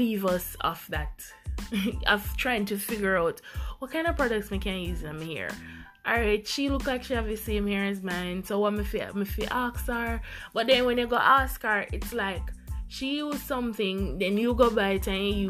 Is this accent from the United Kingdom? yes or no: no; Jamaica; Growing up in the Jamaican society